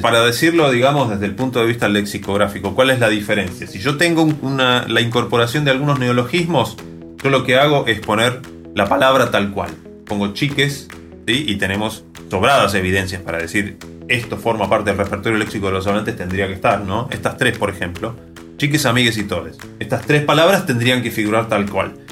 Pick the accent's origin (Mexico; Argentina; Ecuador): Argentina; los hablantes de Argentina